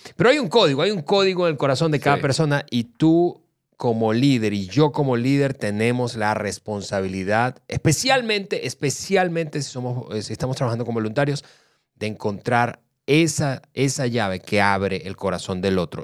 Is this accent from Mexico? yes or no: no; Venezuela; somos los venezolanos